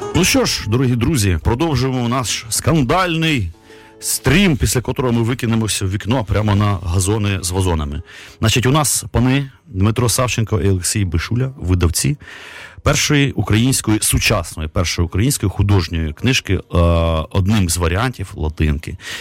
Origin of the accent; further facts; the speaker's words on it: Kyiv, Ukraine; там російською переважно мовою, там бо ми кияни